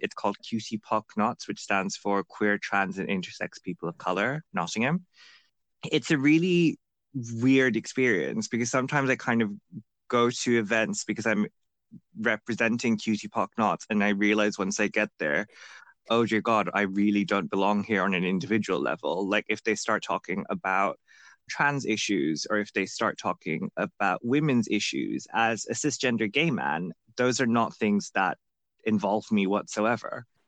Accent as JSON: {"language": "English", "country": "Bangladesh", "tie": "born or raised there", "moved": "as an adult", "lives_now": "United Kingdom", "said": "I live in the UK right now. Uh, I grew up in Bangladesh"}